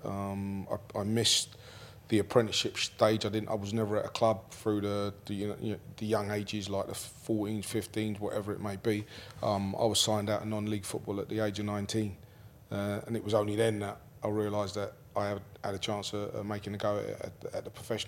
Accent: London, United Kingdom; I lived in Ladbrokes for most of my life. And in fact, for the majority of my life, grew up on a Lancaster West estate, which is where the Grenfell fire was.

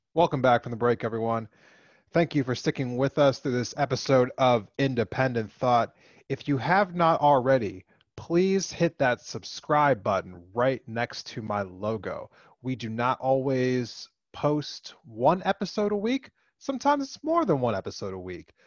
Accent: East Coast, United States; moved away as an adult; I grew up over in the East Coast. I have I've been removed from it for, you know, more than a decade now.

